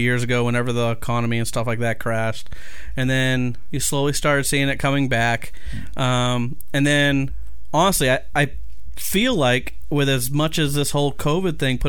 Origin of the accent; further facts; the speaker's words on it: Maine, United States; I'm from Maine